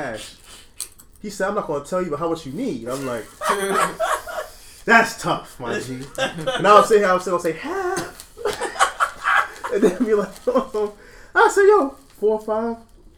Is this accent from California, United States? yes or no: no; New York, United States; I'm from New York